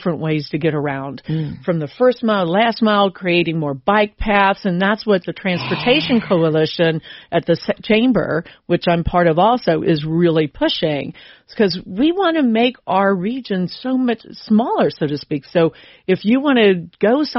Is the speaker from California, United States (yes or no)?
no; Cincinnati, Ohio, United States; also born or lived in Sharonville / Milford / Eastgate / Northern Kentucky; Cincinnati, born and raised